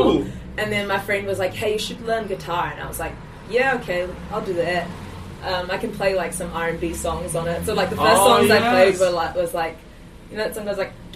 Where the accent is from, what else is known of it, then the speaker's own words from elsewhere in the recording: Auckland, New Zealand; also born or lived in South Africa; I grew up in Auckland